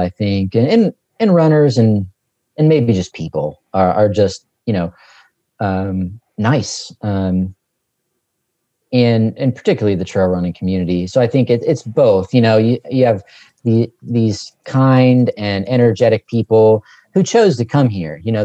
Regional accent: West Virginia, United States; accent: Southern; moved away as an adult; now in Kentucky, United States; I grew up in West Virginia and most of my family's from West Virginia. I spent the last 20 years in Kentucky

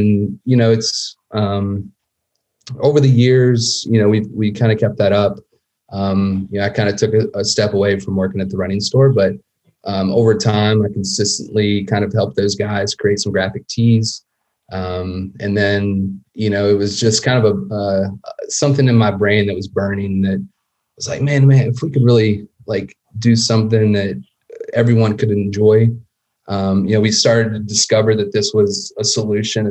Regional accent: Huntington, West Virginia, United States; I grew up just outside of Huntington, West Virginia

